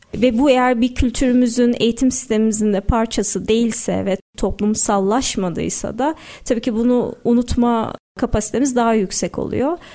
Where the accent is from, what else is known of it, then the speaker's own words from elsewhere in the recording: Istanbul, Turkey; Doğma büyüme Sarıyerliyim, İstanbulluyum.